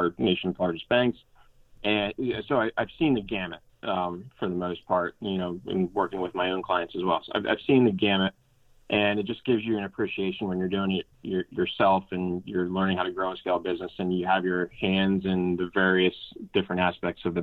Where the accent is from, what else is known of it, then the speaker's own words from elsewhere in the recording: New Jersey, United States; moved away as an adult; also born or lived in Elon, North Carolina; now in Hilton Head, United States; Originally from New Jersey.